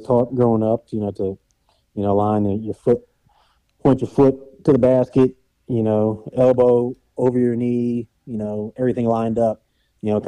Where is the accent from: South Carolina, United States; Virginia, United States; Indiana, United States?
Virginia, United States; Woodbridge; moved away as an adult; now in Nashville, United States; I grew up in Northern Virginia, in Woodbridge, just south of D.C.